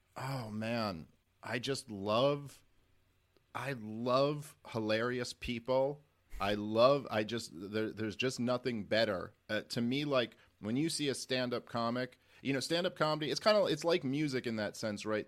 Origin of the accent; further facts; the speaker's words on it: New York City, New York, United States; I'm a Jew from Brooklyn